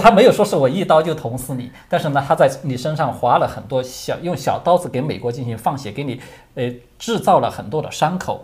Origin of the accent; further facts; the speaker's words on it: China; 我们中国人